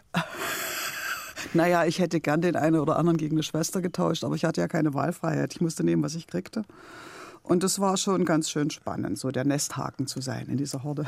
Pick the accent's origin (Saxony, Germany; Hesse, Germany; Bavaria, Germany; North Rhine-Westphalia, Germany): Saxony, Germany; Leipzig; now in Berlin, Germany; ich bin in Leipzig geboren und aufgewachsen. Und dann bin ich nach Berlin gegangen